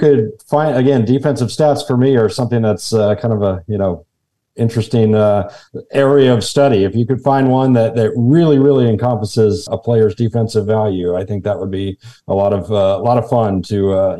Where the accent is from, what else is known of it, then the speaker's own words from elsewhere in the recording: Atlanta, Georgia, United States; Well, I grew up in Atlanta